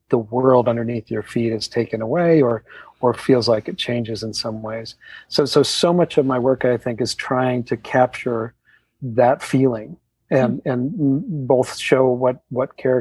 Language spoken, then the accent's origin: English; Utah, United States; I grew up in Utah down the street from someone who had horses